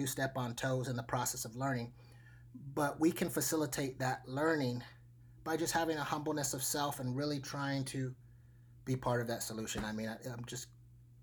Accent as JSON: {"language": "English", "town": "Anchorage", "region": "Alaska", "country": "United States", "tie": "born or raised there", "moved": "yes", "lives_now": "Portland, United States", "said": "I grew up in Anchorage, Alaska"}